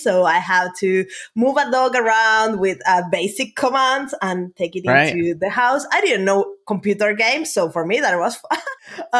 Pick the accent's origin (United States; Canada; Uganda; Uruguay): Uruguay; moved away as an adult; now in Finland; Yeah, I'm from Uruguay. I was born there, and I lived in Uruguay until I was 23, when I decided to go to Finland on an exchange program. My plan was to come here for 1 year. I was, by that time, this was 12 years ago